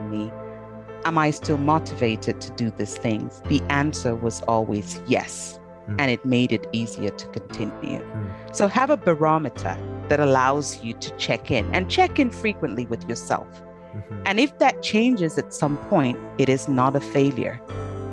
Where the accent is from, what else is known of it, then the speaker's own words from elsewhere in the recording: Cameroon; moved away; my home country of Cameroon